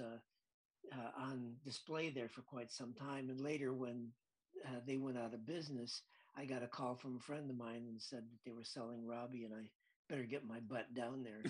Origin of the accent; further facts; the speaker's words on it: Lansing, Michigan, United States; I grew up in Lansing, Michigan